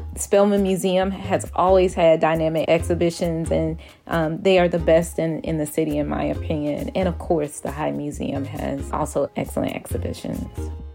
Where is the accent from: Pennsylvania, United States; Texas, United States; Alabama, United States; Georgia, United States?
Georgia, United States; Atlanta; I am actually from Atlanta. I am a Grady baby. My first steps were on Stewart Avenue